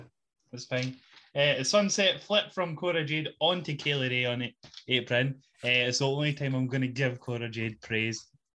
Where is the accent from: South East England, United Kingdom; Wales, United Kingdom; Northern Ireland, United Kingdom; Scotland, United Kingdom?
Scotland, United Kingdom